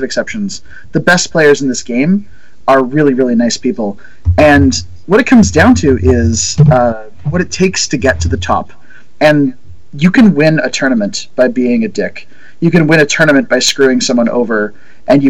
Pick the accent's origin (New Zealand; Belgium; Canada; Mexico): Canada; I'm the kind of rare Canadian exception